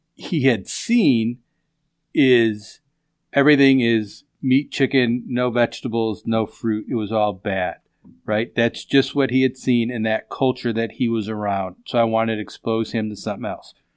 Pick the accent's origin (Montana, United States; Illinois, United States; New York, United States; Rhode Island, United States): Illinois, United States; Chicago; When I grew up in West Rogers Park, if we wanted fish, I went to the fishmonger.